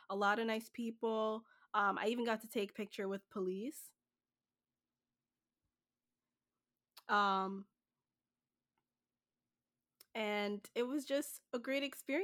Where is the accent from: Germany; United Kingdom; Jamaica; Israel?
Jamaica; now in New Jersey, United States; So I'm originally from Jamaica. It will always be home to me.